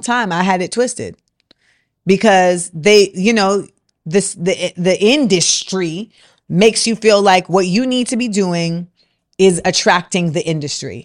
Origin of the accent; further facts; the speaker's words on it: Orlando, Florida, United States; moved away; also born or lived in New York; what I grew up around in Orlando